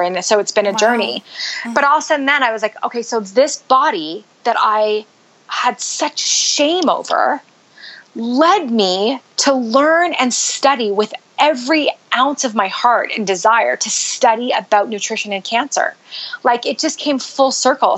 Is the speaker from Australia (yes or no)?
no; Canada; moved away as an adult; also born or lived in Utah; now in United States; I grew up in Canada